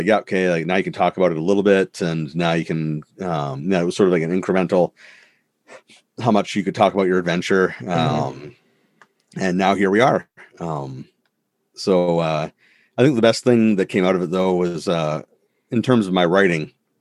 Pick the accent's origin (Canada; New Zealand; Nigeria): Canada; I'm Canadian